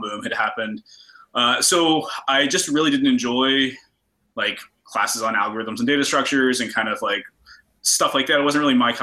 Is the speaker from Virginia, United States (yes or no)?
yes; Roanoke, Virginia, United States; growing up in Roanoke, you kind of go to UVA or you go to tech